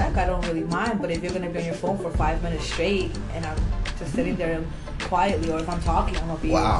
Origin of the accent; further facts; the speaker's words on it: New Jersey, United States; I'm from New Jersey.